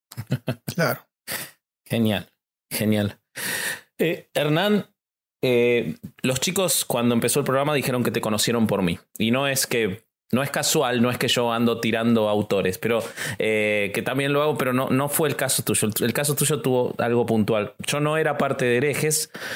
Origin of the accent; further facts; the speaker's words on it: Argentina; soy argentino